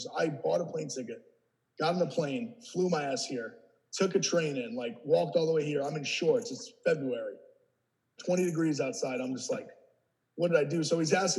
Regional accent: 45 minutes north of New York City, United States; moved away as an adult; also born or lived in Ohio; I grew up 45 minutes north of New York City.

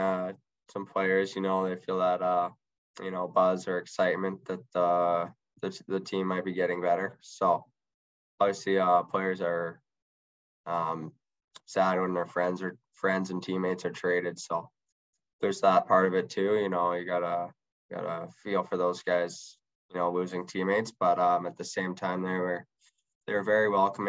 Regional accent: Edmonton, Alberta, Canada; now in Kamloops, Canada; I'm from Edmonton area

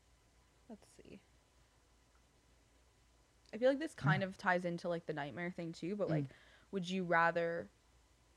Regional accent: Canada; we're Canadian

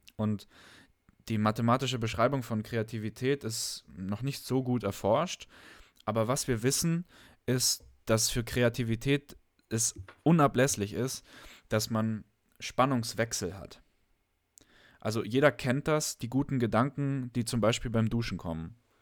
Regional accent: Germany; bei uns in Deutschland

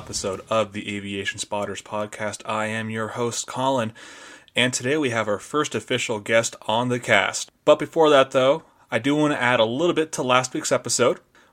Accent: Idaho, United States; I grew up here in Idaho

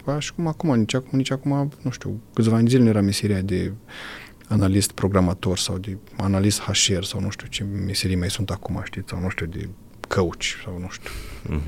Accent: Romania; la noi în sat acolo

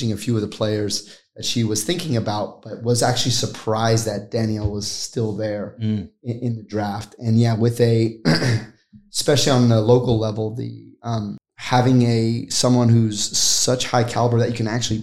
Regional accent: United States; now in Australia; we're American

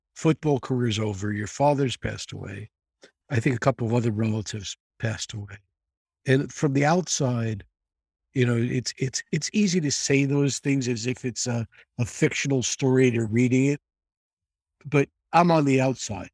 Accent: New York City, New York, United States; I grew up in the Bronx

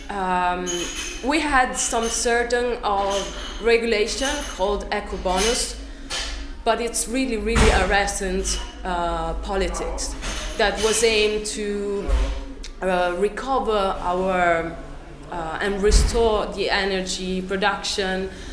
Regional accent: Trento, Trentino-Alto Adige, Italy; moved away as an adult; now in Perugia, Italy; I come from the northern part of Italy. I come from Trento

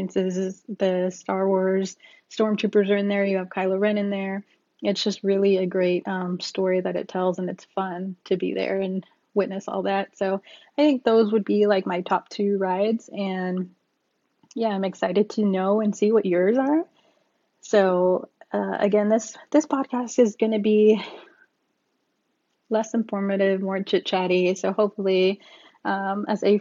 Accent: Texas, United States; also born or lived in San Antonio, Texas; I live in San Antonio, Texas. I'm a Texan.

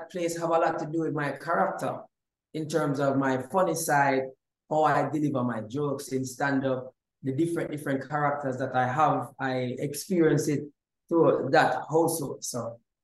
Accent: Jamaica; moved away as an adult; also born or lived in Florida; now in California, United States; I grew up in Jamaica, and I never moved to the States till I was 22 years old

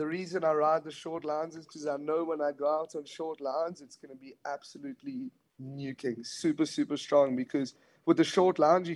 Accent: Durban, KwaZulu-Natal, South Africa; I'm originally from Durban, which is like 2 hour flight from Cape Town

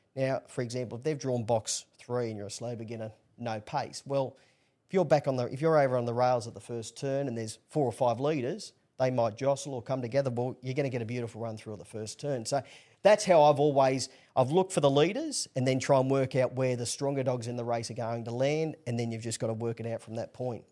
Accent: Newcastle, New South Wales, Australia; born and bred in Newcastle

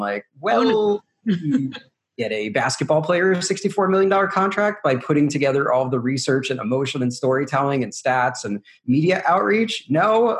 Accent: New York, United States; also born or lived in Brooklyn; So born and raised in New York proper. So born in Brooklyn, but if you notice, I don't really sound like that. I sound more like a Midwestern weatherman. And that's because I grew up in the suburbs, a place called Rockland County.

